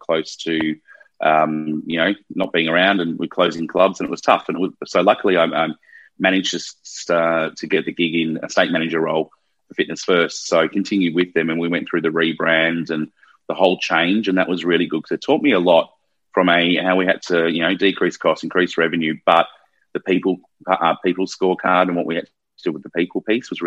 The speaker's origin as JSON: {"language": "English", "town": "Melbourne", "region": "Victoria", "country": "Australia", "moved": "as an adult", "lives_now": "Sydney, Australia", "said": "I'm from Melbourne originally, been in Sydney for just over 10 years"}